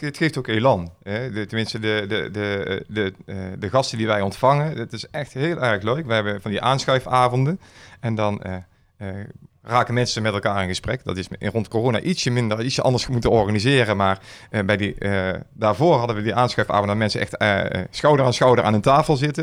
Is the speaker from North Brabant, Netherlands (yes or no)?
yes; Schaijk, North Brabant, Netherlands; geboren en getogen in Schaik